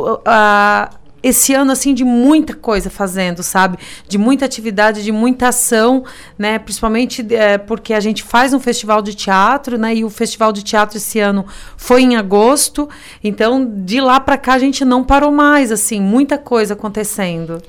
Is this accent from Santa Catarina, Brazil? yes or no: yes; Criciúma, Santa Catarina, Brazil; que somos aqui de Criciúma